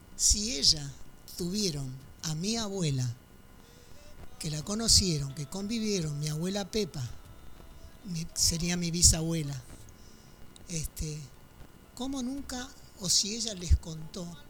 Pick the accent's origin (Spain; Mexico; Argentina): Argentina; yo soy sexta generación de afros argentinos